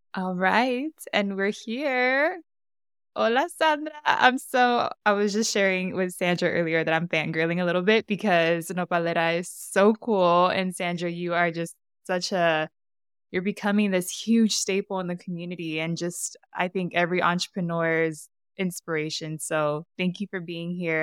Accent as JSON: {"language": "English", "town": "San Diego", "region": "California", "country": "United States", "said": "I'm from San Diego too, and I grew up around a lot of Mexican American culture."}